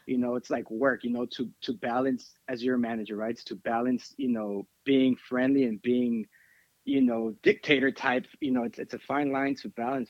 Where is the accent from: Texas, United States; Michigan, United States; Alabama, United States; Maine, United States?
Texas, United States; we're from Texas over here.